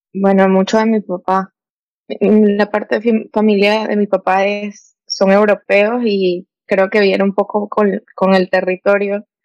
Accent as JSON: {"language": "Spanish", "country": "Venezuela", "moved": "yes", "lives_now": "United States", "said": "soy venezolana, tengo 24 y ahorita vivo en Estados Unidos."}